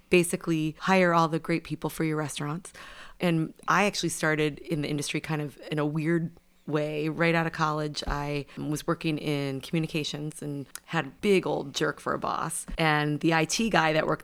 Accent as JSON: {"language": "English", "region": "California", "country": "United States", "tie": "born or raised there", "moved": "as an adult", "lives_now": "Chicago, United States", "said": "I grew up in California and spent most of my life there"}